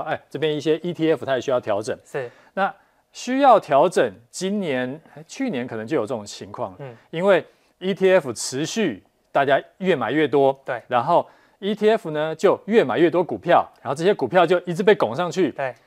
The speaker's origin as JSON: {"language": "Chinese", "country": "Taiwan", "said": "我们台湾人啊，这几年来真的最爱的就是 E T F 了"}